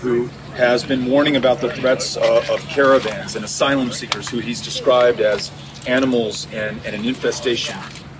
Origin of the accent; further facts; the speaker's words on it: El Paso, Texas, United States; my hometown of El Paso, Texas